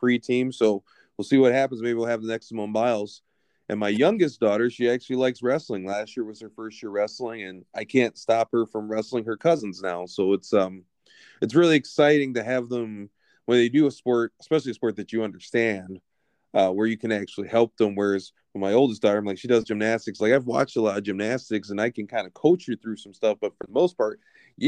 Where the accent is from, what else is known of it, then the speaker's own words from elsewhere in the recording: Lansing, Michigan, United States; I grew up in Lansing